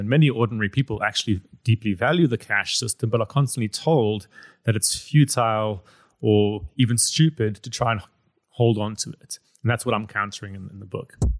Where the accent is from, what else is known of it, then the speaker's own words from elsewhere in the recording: South Africa; I come from South Africa